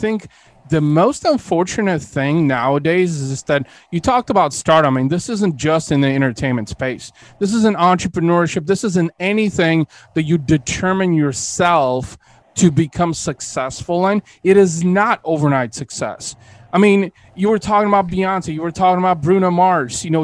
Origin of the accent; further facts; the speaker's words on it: Bulgaria; moved away; I was born in Bulgaria. I'm an immigrant.